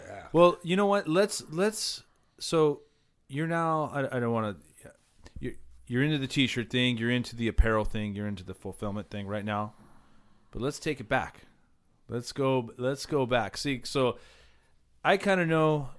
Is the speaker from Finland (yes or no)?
no; Southern California, United States; growing up in SoCal